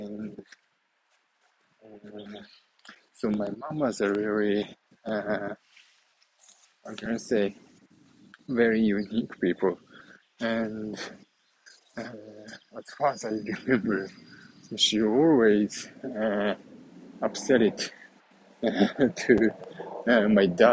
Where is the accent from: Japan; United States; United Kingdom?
Japan; central Japan; moved away; I was born in Japan and in the very small city, middle of Japan